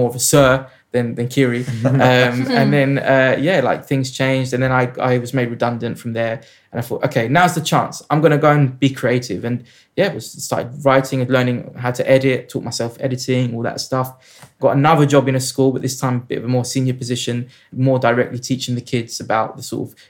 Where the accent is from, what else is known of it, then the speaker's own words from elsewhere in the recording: London, United Kingdom; I grew up in South London